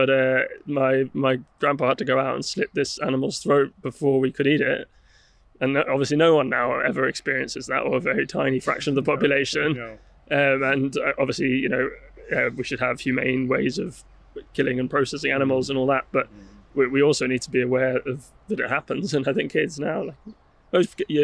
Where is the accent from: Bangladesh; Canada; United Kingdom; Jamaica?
United Kingdom; London; I grew up in London